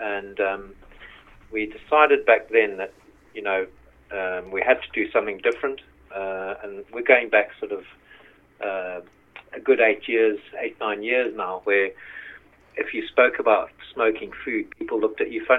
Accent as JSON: {"language": "English", "country": "Zimbabwe", "moved": "as an adult", "said": "We came over from Zimbabwe about 13 years ago. My sort of background is in the motor trade."}